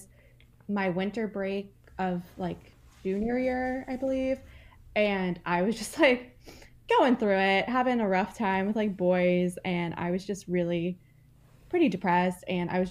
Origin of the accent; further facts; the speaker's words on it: New Jersey, United States; now in Massachusetts, United States; I live in Massachusetts. I have a cat. I'm from New Jersey originally